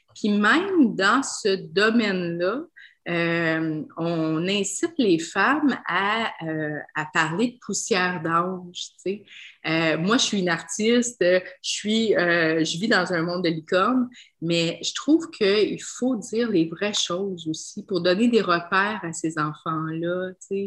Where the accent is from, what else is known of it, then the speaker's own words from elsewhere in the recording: Quebec, Canada; je suis québécoise, mais j'ai l'air, euh, j'ai l'air multi-ethnique